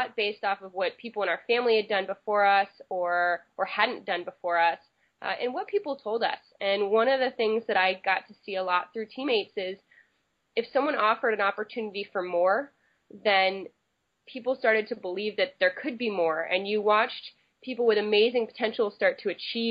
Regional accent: Berkeley, California, United States; I grew up in Berkeley, California

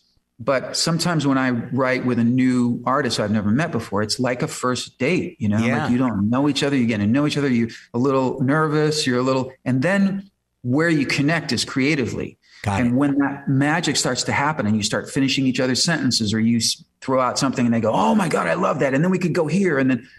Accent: Chicago, Illinois, United States; now in Los Angeles, United States

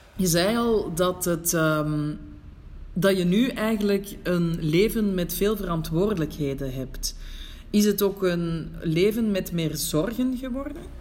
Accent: Belgium; moved away as an adult; now in Morocco; als buitenlander in Marokko toch ook ergens nog een link heb met mijn thuisland

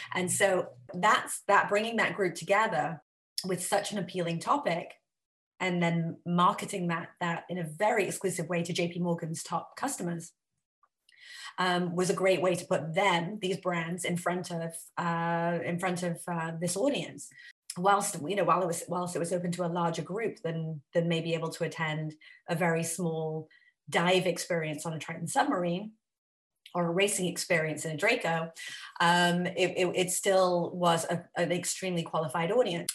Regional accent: Wales, United Kingdom; moved away as an adult; now in United States; I grew up in Wales I didn't go to college.

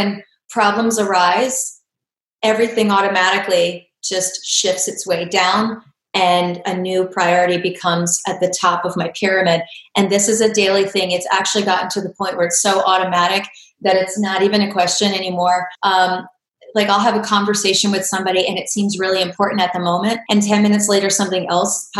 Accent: Pennsylvania, United States; moved away as an adult; also born or lived in Florida; I grew up here in Pennsylvania

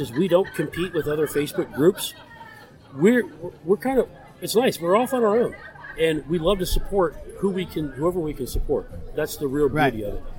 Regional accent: Florida, United States; moved away as an adult; now in Pittsburgh, United States; I'm a Florida boy. I grew up in Florida.

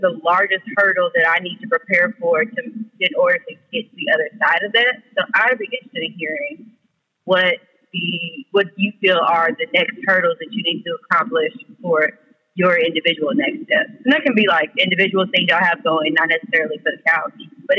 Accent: Dallas, Texas, United States; I'm from Dallas.

